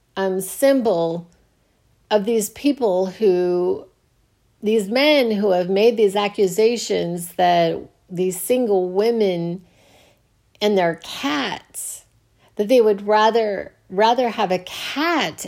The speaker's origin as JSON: {"language": "English", "country": "United States"}